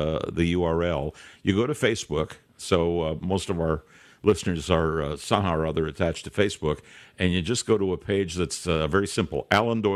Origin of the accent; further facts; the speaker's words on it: Montreal, Quebec, Canada; I was born in Montreal